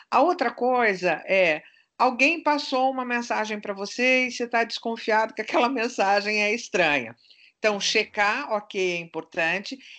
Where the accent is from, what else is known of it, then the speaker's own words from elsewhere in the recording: Turkey; Como boa turca que sou, eu sou desconfiada.